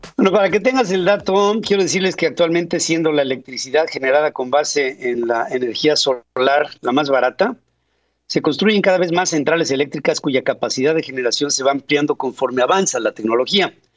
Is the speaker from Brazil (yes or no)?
no; Mexico; now in Atlanta, United States; estoy actuando como mexicano